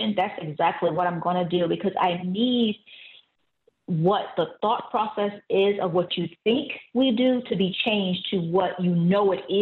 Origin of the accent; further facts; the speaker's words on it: Savannah, Georgia, United States; I'm originally from Savannah, Georgia